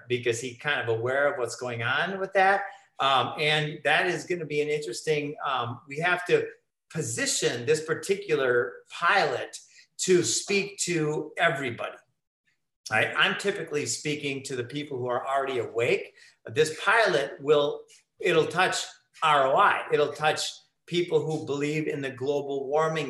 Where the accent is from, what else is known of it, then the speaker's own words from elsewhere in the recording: Minnesota, United States; moved away as an adult; also born or lived in Costa Rica; living in Costa Rica for 12 years, I'm from Minnesota